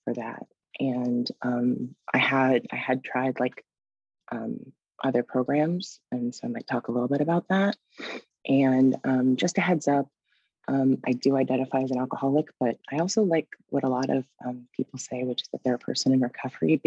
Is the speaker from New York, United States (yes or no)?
no; Washington, D.C. area, a suburb in Northern Virginia, United States; I'm originally from the Washington, D.C. area, a suburb in Northern Virginia.